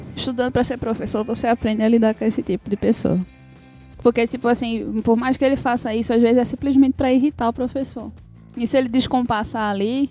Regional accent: Northeast Region, Brazil; sou do Nordeste, assim, é uma mãe nordestina

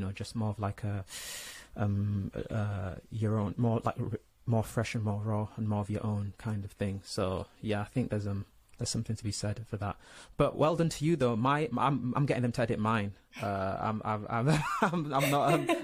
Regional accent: Leeds, Yorkshire and the Humber, United Kingdom; also born or lived in Nigeria / Saudi Arabia; being born in Nigeria, growing up in Saudi, and then, you know, mainly growing up in, you know, Leeds, West Yorkshire

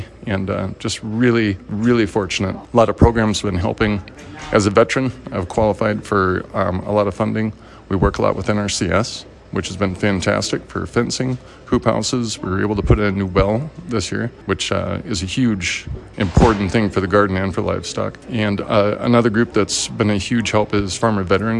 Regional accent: South Dakota, United States; moved away; I grew up in South Dakota

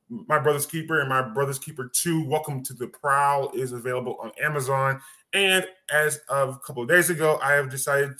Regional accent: Cincinnati, Ohio, United States; I am from Cincinnati, Ohio

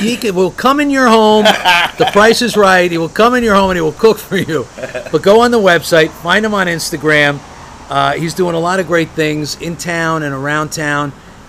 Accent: Hawthorne, California, United States; I grew up in Hawthorne, and even though there's a lot of Italians, there are no Flavios.

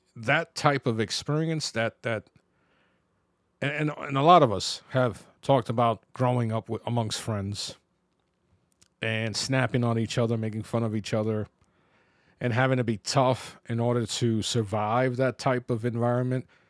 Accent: New York City, New York, United States; growing up in the Bronx

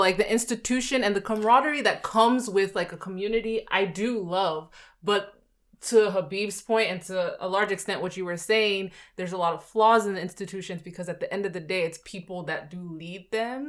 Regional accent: Nigeria; moved away; the household and country I come from, mm-hmm. we did speak to the fact that we're Nigerians

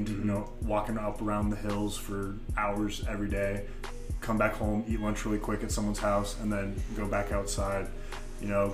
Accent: Damascus, Oregon, United States; growing up in Damascus, we just ride our bikes up and down our hill

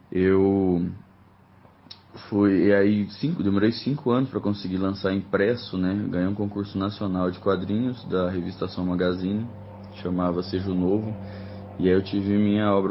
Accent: Uberlândia, Minas Gerais, Brazil; born there; now in Brasília, Brazil; Eu nasci em Uberlândia, no interior de Minas Gerais, em 1991, apesar de ser interior.

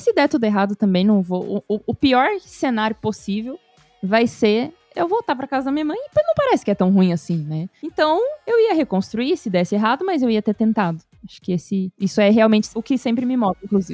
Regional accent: São Paulo, Brazil; moved away as an adult; now in São José dos Campos, Brazil; morei a vida toda em São Paulo

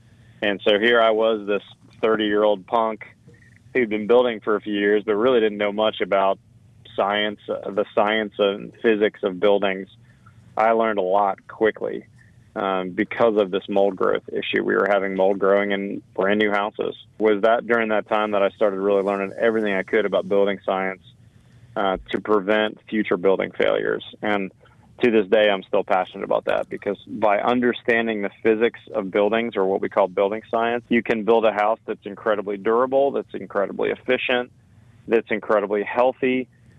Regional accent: Northeast, United States; moved away as an adult; also born or lived in Washington, D.C. / Portland, Oregon; now in Austin, United States; Should we go back east where I was from? I grew up in the Northeast.

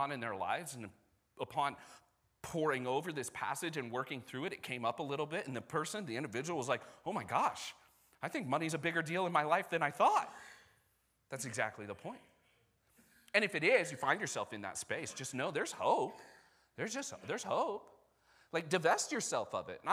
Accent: United States; I'm also American

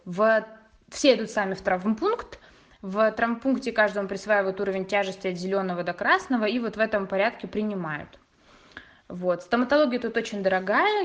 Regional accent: Russia; moved away as an adult; now in Italy; мы выросли в России

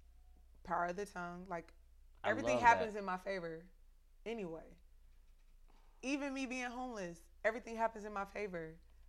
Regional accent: Texas, United States; And I'm from Texas, you know what I'm saying? So, like, Texas pride is...

